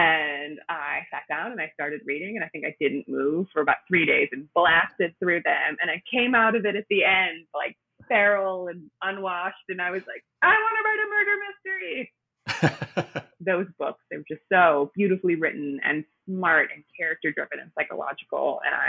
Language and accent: English; Milwaukee, Wisconsin, United States; accent: Midwest; now in Brooklyn, United States; No, I'm actually from the Milwaukee area.